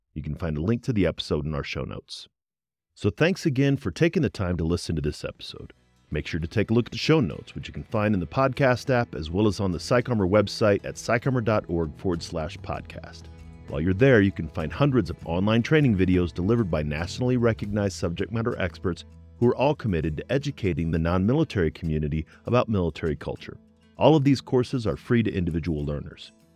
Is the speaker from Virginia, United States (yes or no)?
no; Colorado Springs, Colorado, United States; We're both from Colorado Springs